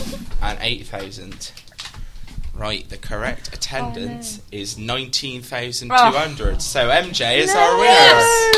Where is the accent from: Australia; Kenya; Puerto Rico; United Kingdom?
United Kingdom; Bristol, South West England; my hometown club, Bristol City, Ashton Gate